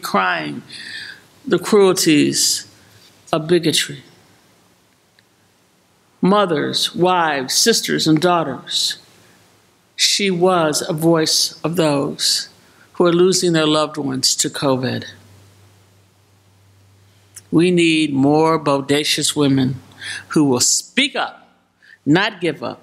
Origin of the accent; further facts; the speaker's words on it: Chicago, Illinois, United States; my hometown of Chicago